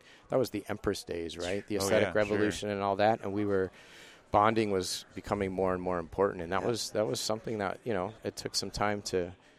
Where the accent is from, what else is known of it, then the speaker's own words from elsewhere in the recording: Ventura County, Southern California, United States; moved away as an adult; now in Buffalo, United States; I grew up in Ventura County. I was a beach guy